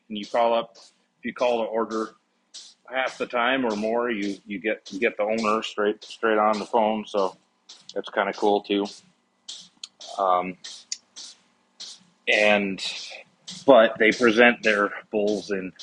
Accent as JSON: {"language": "English", "region": "Midwestern American", "country": "United States", "said": "as a Midwestern American"}